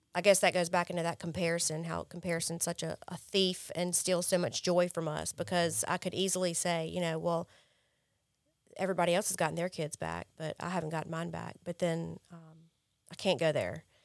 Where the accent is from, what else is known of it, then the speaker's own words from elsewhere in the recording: Jackson, United States; moved away; I grew up in Jackson, I grew up privileged